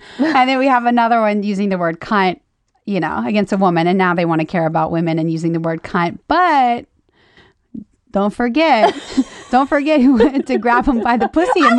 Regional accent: Louisiana, United States; I'm from Louisiana. People are racist as hell.

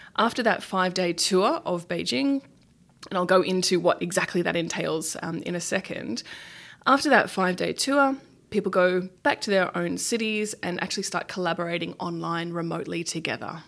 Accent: Australia

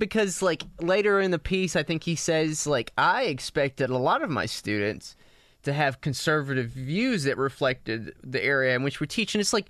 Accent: New Mexico, United States; growing up in New Mexico

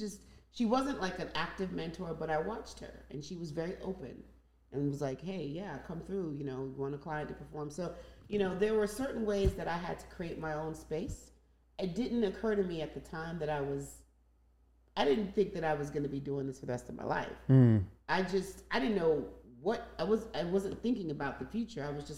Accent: Nigeria; Because I'm Nigerian and that's what we did.

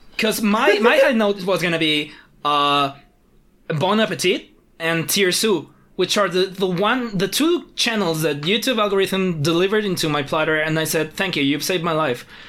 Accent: Mexico City, Mexico; we're from Mexico City where things are weird

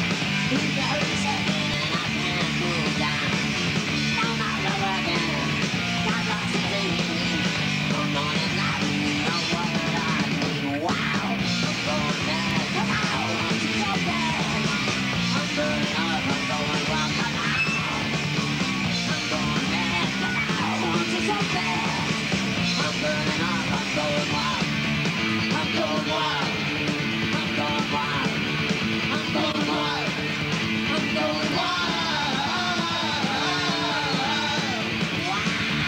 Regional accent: New York, United States; I'm from New York

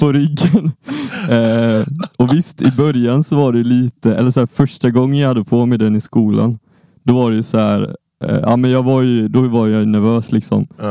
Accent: Lund, Skåne, Sweden; Jag kommer från Lund, jag kommer från Skåne

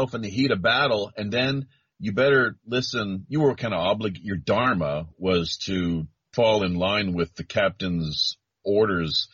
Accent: Canada; moved away as an adult; now in South Korea; I'm the Canadian

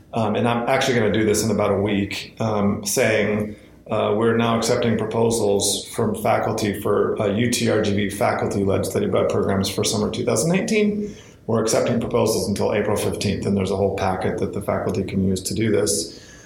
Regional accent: Southwest Washington, United States; I was born and raised in uh, Southwest Washington

